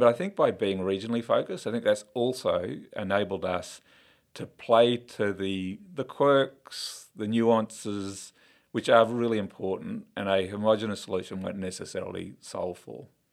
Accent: Queensland, Australia; I'm a Queenslander through and through

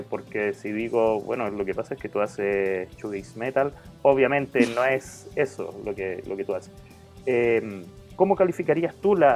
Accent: Antón Lizardo, Veracruz, Mexico; de Anton Lizardo

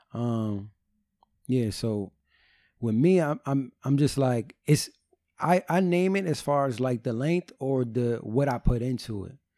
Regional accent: New Jersey, United States; I'm from New

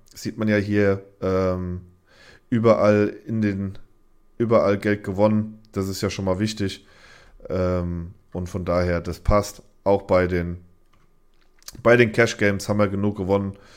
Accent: Germany; als Deutscher

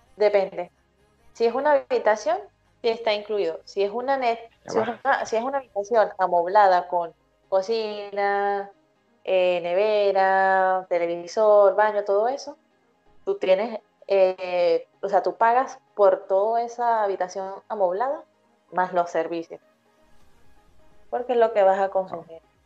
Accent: Venezuela; moved away as an adult; now in Los Ángeles, Chile; siendo venezolana, que, que sea aquí en Chile tan lejos

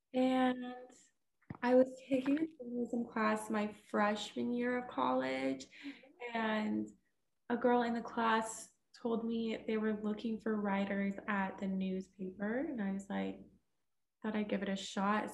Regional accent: Houston, Texas, United States; moved away as an adult; now in Missouri, United States; I am from Texas. I'm from Houston

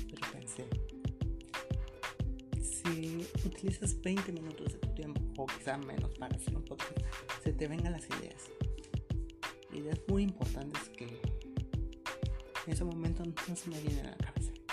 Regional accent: Mexico; Que en mi país, México, se habla muy

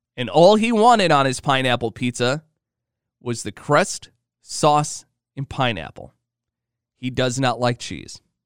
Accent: Illinois, United States; I grew up in Illinois.

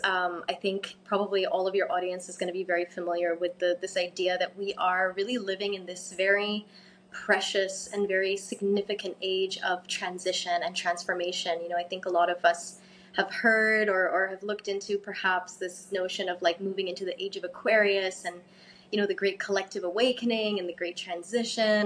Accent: Cairo, Cairo Governorate, Egypt; now in Bali, Indonesia; I'm originally half English, half Egyptian, um, born and raised in Cairo

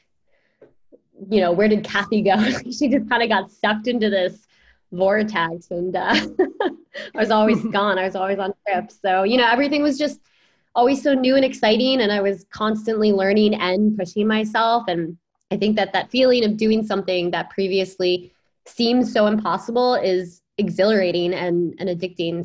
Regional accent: East Coast, United States; I grew up on the East Coast

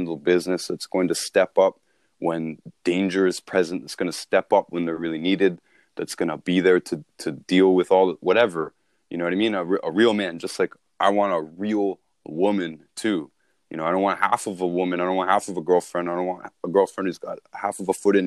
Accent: Toronto, Ontario, Canada; I grew up in Toronto

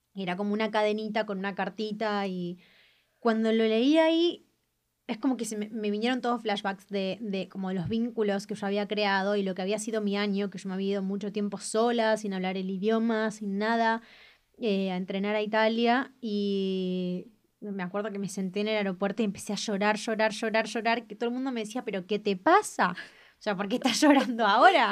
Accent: Argentina; ser argentino para mí es algo único

